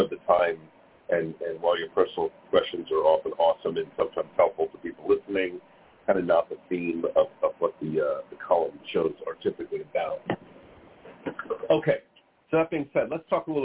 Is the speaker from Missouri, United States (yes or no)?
no; New York, United States; I grew up in New York